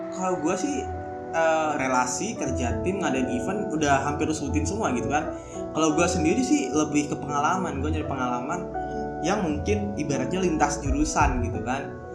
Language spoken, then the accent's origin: Indonesian; Karawang, West Java, Indonesia; gue orang Karawang